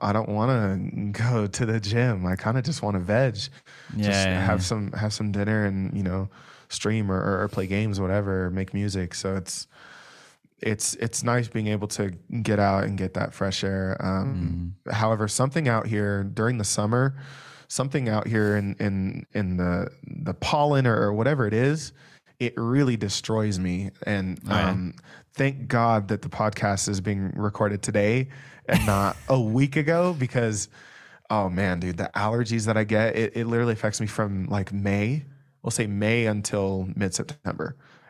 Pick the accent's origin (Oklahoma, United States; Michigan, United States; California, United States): California, United States; now in Hanna, United States; So I as I mentioned, I was from California. I was just outside of LA, but I took this job.